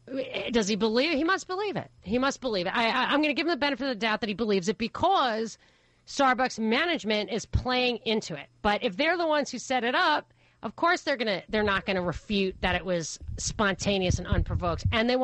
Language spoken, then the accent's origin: English; New York City, New York, United States; James, I grew up in New York City.